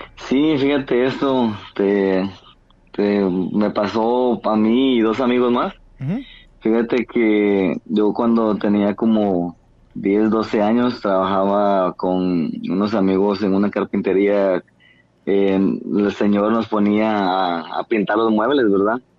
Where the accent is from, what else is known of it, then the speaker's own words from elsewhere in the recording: Nueva Concepción, Escuintla, Guatemala; Soy de Guatemala.